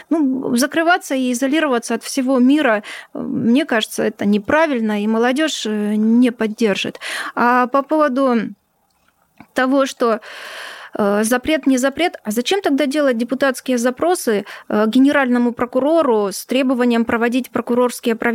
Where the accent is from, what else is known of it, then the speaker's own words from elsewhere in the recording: Ukraine; born there; у меня в свидетельстве о рождении написано Украина. Поэтому ни для кого не секрет, э, что я родилась на ну, Украине.